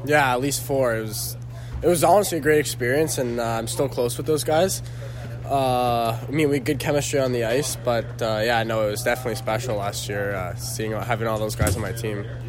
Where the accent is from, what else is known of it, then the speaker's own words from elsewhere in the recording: Canada; being Canadian